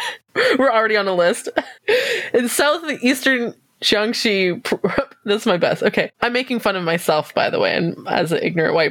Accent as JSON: {"language": "English", "country": "Canada", "said": "ignorant Canadian."}